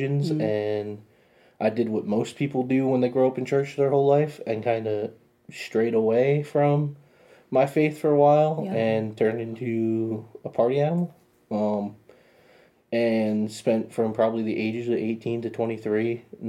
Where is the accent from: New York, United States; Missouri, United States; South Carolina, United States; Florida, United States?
New York, United States; I grew up in church in New York.